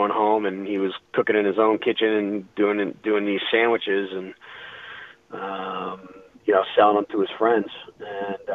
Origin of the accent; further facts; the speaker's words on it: East Coast, United States; now in Denver, United States; growing up on the East Coast